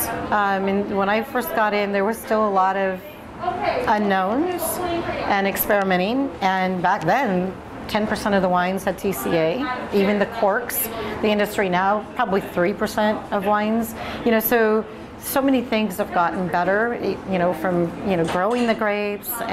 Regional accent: McMinnville, Oregon, United States; I was born in McMinnville

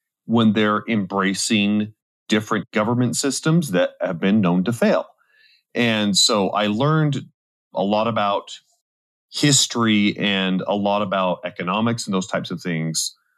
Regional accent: Idaho, United States; I grew up in Idaho

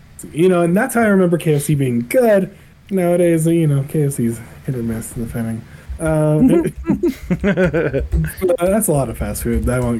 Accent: Utah, United States; also born or lived in New York / Colorado; I was born in New York. Oh, didn't know that. Know nothing about New York because I was only working for 2 years. So, yeah. Utah most of my life, but Colorado as well.

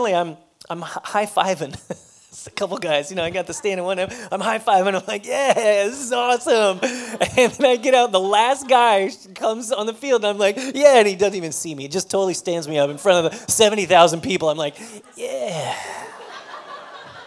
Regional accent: Colorado, United States; moved away as an adult; now in Texas, United States; I'm from Colorado

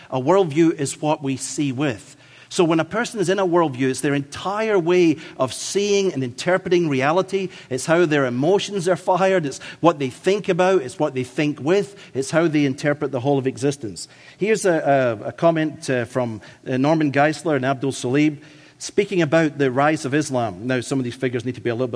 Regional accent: Scotland, United Kingdom; accent: Scottish; my Scottish accent

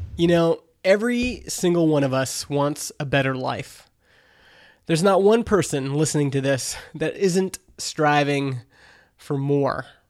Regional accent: Canada; I'm Canadian

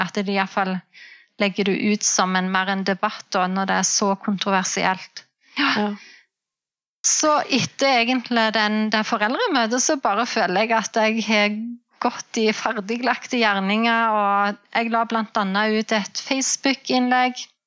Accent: Jæren, Rogaland, Norway; moved away as an adult; now in Namsos, Norway; Jeg er opprinnelig fra Rogaland, fra Jæren. Eh, men vi flytta til Namsos i 2010.

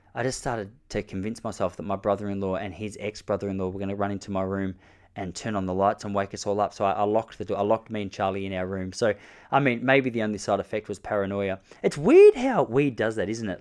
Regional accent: Australia; As an Australian bloke

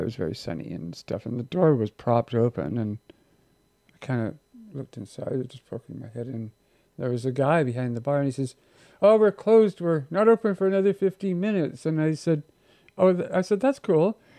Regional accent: Victoria, British Columbia, Canada; moved away; growing up in Victoria

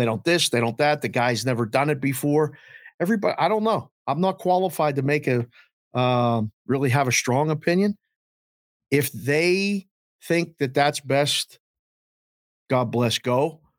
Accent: Pittsburgh, Pennsylvania, United States; I'm a guy from Pittsburgh, but I don't live and breathe it.

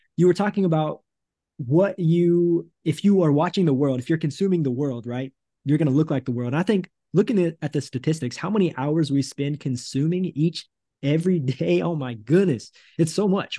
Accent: United States; moved away as an adult; also born or lived in Thailand / Cambodia; now in Brazil; it's been about five years since I've been in the States with my family

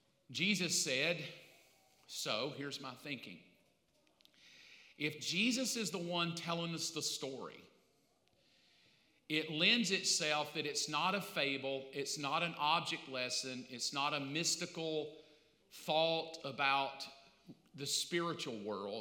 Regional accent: the South, United States; I grew up in the South

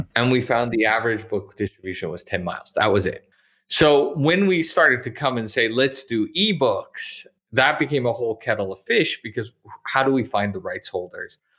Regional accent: Canada; moved away as an adult; also born or lived in Montreal / Calgary / Toronto / Okinawa; now in Edinburgh, United Kingdom; I'm originally from Canada

